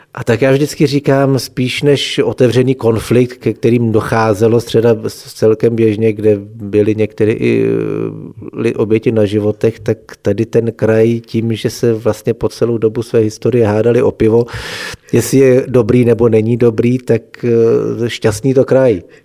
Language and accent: Czech; Chodsko, Plzeň Region, Czechia; accent: Chod dialect